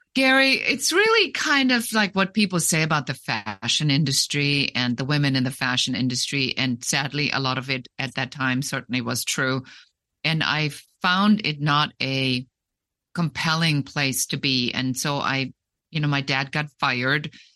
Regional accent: Germany; moved away; also born or lived in Munich; I'm originally from Germany

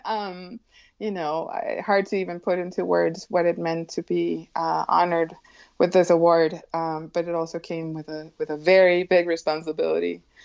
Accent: Colombia; when I was a child growing up in Colombia.

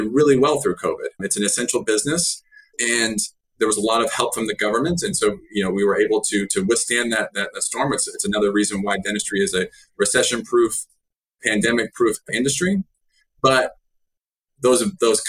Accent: Dallas, Texas, United States; I live in Dallas. I'm from Dallas.

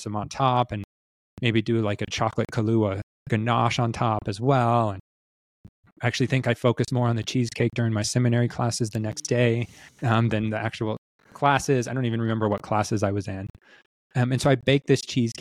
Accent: Southern California, United States; also born or lived in China; I grew up on Thrifty's ice cream in Southern California

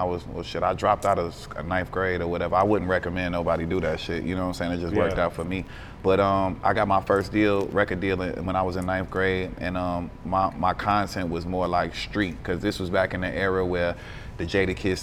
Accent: Chicago, Illinois, United States; moved away as an adult; also born or lived in Los Angeles; I grew up in Foster Park and then shit, 70th and Winchester, then went to school over east.

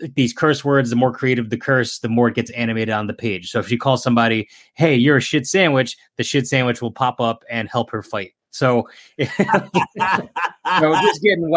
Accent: New Jersey, United States; now in Connecticut, United States; I'm living in Connecticut currently, but I am from New Jersey

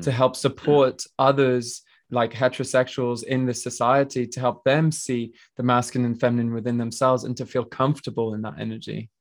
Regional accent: France; moved away; also born or lived in Switzerland; I was born in Switzerland and I grew up in France in, like, a really small, uh, village with, like, four hundred people

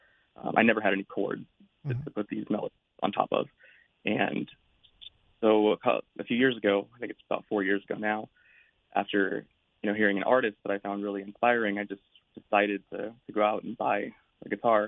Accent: Salinas, California, United States; also born or lived in Berkeley, California; I'm from Salinas, California. It's sort of an agricultural town on the central coast

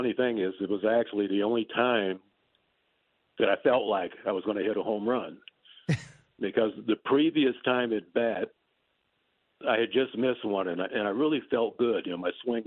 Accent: Compton, California, United States; moved away; growing up in Compton, a tough area

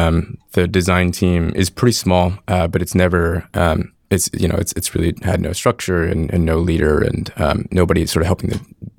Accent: Connecticut, United States; I grew up in Connecticut, a small little town. You'd never heard of it.

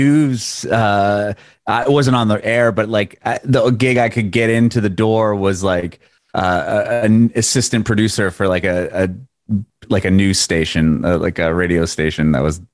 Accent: San Diego, California, United States; now in Nashville, United States; I'm in Nashville now, but I was in San Diego. I grew up in San Diego.

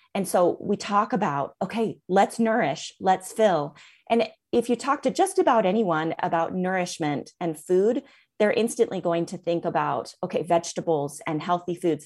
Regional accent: Seattle, Washington, United States; moved away as an adult; now in Salt Lake City, United States; I am originally from Seattle, Washington area, and grew up there

